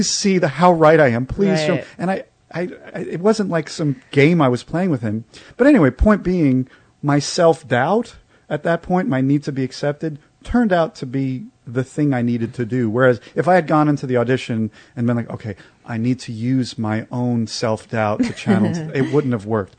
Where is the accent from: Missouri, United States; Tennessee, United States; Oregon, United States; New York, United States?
New York, United States; New York City; I'm a New Yorker.